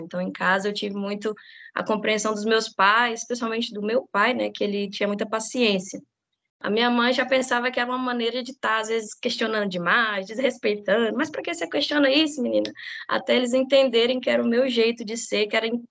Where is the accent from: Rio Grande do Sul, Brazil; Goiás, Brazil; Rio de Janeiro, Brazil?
Goiás, Brazil; Formosa; eu sou nascida e criada em Formosa